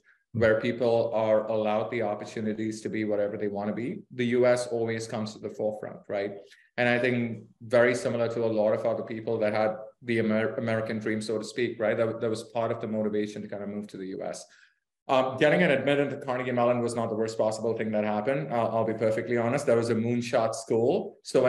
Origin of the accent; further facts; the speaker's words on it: Mumbai, Maharashtra, India; moved away as an adult; also born or lived in Pittsburgh, Pennsylvania, United States / Chicago, United States; now in United States; I was born and raised in India, in a city called Bombay.